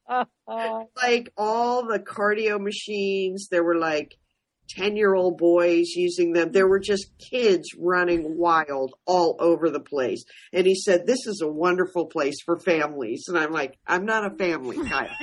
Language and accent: English; Portland, Oregon, United States; Southwest Portland, just a part of town